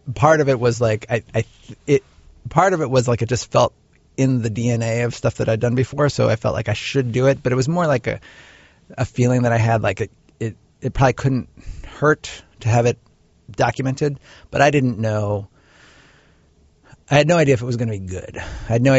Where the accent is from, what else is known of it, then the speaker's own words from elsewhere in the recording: Cincinnati, Ohio, United States; moved away; also born or lived in Chicago; I grew up in Cincinnati, Ohio